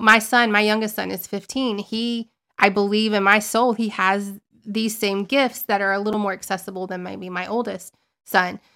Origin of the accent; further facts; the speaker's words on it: Southern Alabama, United States; I was raised in Southern Alabama